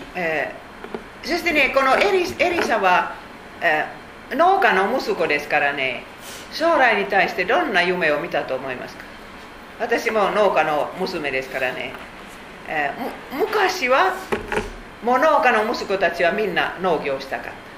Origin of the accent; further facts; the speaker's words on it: Finland; Japanese is a second language; moved away as an adult; now in Japan; 私たちフィンランド人は言います